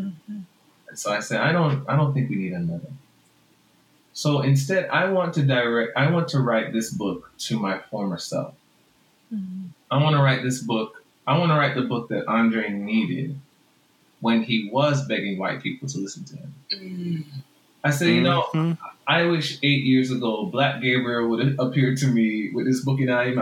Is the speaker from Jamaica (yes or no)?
yes; Jamaica; accent: Jamaican; So a friend of mine has been encouraging me to just use my Jamaican accent.